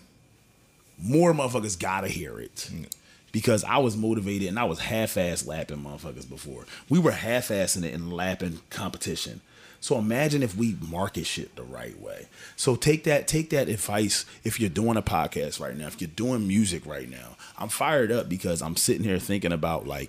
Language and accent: English; United States; I am an American